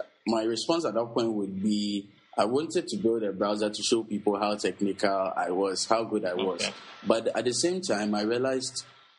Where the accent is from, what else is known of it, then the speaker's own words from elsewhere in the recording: Accra, Greater Accra, Ghana; I'm from Accra, Ghana.